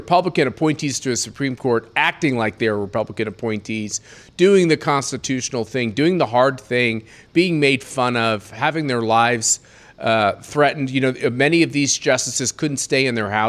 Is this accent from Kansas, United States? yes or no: yes; Kansas, United States; now in Colorado, United States; my home state of Kansas